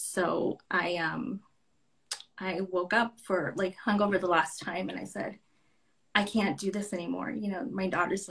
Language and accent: English; Santa Ana, California, United States; now in Tucson, United States; I was born in Santa Ana, California. So I moved here to Tucson.